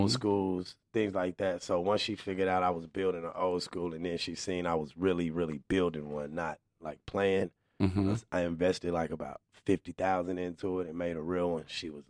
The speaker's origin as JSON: {"language": "English", "region": "Arkansas", "country": "United States", "tie": "born or raised there", "said": "I'm from Arkansas"}